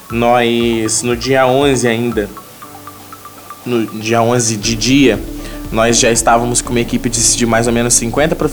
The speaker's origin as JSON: {"language": "Portuguese", "town": "Comendador Levy Gasparian", "region": "Rio de Janeiro", "country": "Brazil", "lives_now": "Três Rios, Brazil", "said": "eu como todos sabem, venho de Levi Gasparian, né? Eu trabalho lá, mas para surpresa de muitos, eu moro em Três Rios há, há muito tempo também."}